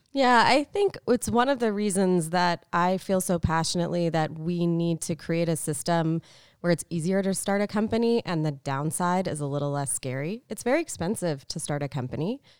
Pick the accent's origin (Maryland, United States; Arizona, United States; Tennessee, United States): Arizona, United States; Tucson; moved away; also born or lived in Boston; I grew up in Tucson, so small city